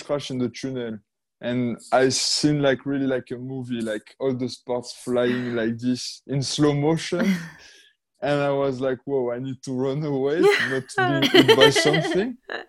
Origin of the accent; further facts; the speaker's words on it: Monaco; I was born in Monaco